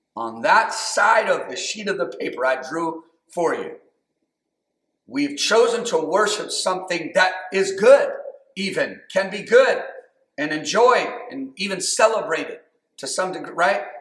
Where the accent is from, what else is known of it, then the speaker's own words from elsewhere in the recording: United States; I'm American